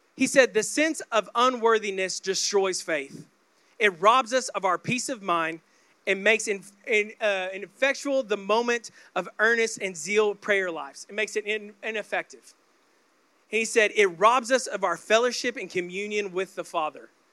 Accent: Oklahoma, United States; I grew up in the Bible Belt of Oklahoma

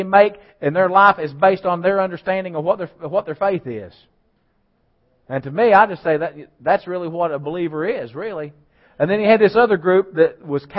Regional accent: United States; I'm an American.

